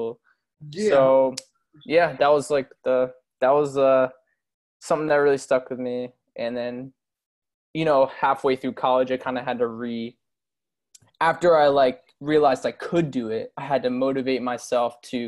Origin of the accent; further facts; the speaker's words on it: Doylestown, Pennsylvania, United States; moved away as an adult; now in Palm Beach Gardens, United States; I literally grew up in Doylestown.